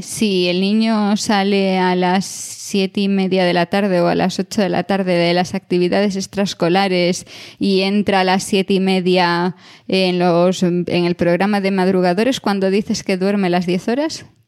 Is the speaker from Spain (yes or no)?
yes; a village near Santiago, Galicia, Spain; en mi pueblo, pero yo ya me tenía que ir a Santiago para ir a un McDonald's y el primero abrió, tendría yo yo creo que unos ocho años